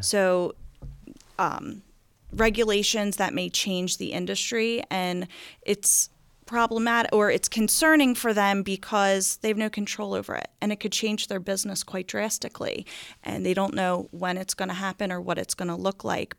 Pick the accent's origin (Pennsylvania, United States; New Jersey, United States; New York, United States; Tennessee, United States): New Jersey, United States; moved away as an adult; now in Bel Air, Maryland, United States; I grew up in a town called Akko, New Jersey